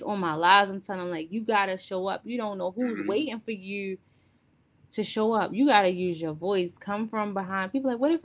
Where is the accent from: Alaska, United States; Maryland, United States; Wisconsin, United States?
Maryland, United States; Baltimore; I came from West Baltimore, in the city, in the hood